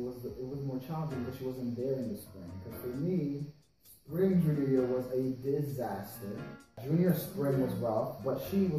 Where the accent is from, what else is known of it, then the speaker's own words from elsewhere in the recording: New York City, New York, United States; I'm from New York City, born and raised in Queens.